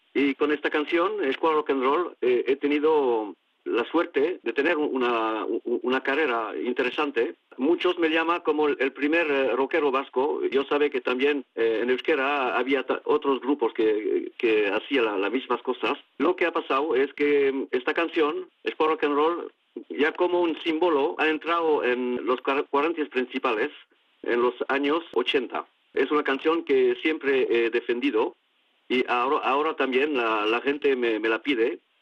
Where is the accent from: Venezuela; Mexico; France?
France; Soule, Northern Basque Country, Nouvelle-Aquitaine; also born or lived in Paris; soy un cantante vasco de la provincia de Suberoa, de Iparalde